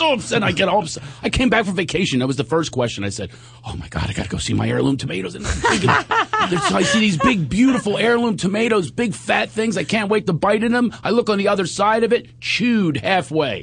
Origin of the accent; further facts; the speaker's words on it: Philadelphia, Pennsylvania, United States; moved away as an adult; also born or lived in New York / Long Island; growing up in Philadelphia